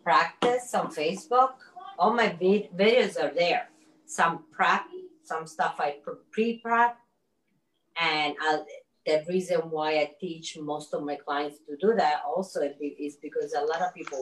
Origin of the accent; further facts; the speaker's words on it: Sicily, Italy; I'm from Sicily